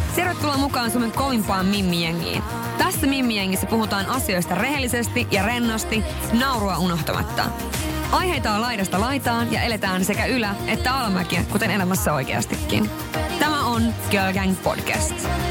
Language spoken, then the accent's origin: Finnish; northern Finland, Finland; moved away; mä oon pohjoisesta kotoisin